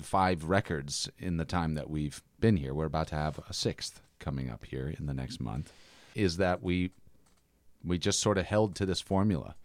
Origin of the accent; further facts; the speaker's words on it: Dennis, Massachusetts, United States; moved away; also born or lived in Oakland; I'm from Dennis.